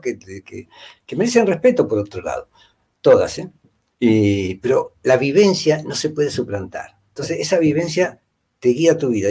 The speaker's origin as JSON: {"language": "Spanish", "town": "Rosario", "region": "Santa Fe", "country": "Argentina", "tie": "born or raised there", "also_born_or_lived": "Spain / Italy / France", "moved": "as an adult", "lives_now": "Peru", "said": "nací en Rosario, viví en Rosario muchos años, 30 años por lo menos."}